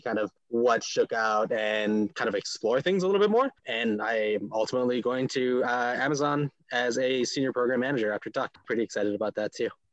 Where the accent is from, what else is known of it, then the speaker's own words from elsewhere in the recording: Honolulu, Hawaii, United States; moved away as an adult; also born or lived in Boston / New England; I grew up in Honolulu, Hawaii, before coming out here to New England for for school